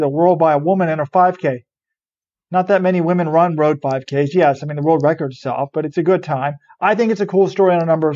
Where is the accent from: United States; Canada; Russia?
United States; I'm one of the people in this country that still wakes up every day and I think, thank God I'm an American